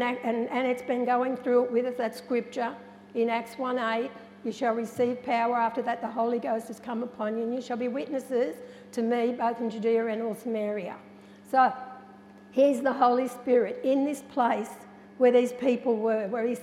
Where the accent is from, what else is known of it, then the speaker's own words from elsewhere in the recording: Narrandera, New South Wales, Australia; growing up in Narendra and being a part of an Aboriginal community